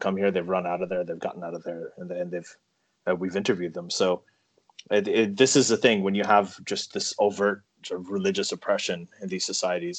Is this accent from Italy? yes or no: no; Saudi Arabia; now in Toronto, Canada; growing up in Saudi Arabia